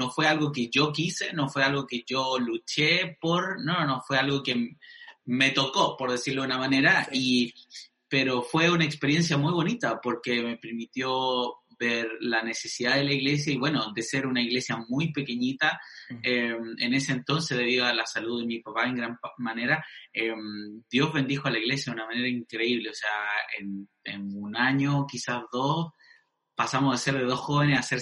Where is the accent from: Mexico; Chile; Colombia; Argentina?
Chile; Arica, Arica y Parinacota; born there; em, nací en Arica, em, mis papás fueron pastores